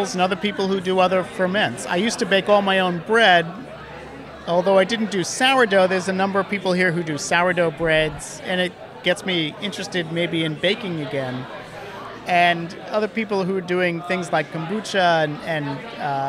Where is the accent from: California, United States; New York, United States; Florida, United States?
New York, United States; New York City; the pickles that I grew up with on the Lower East Side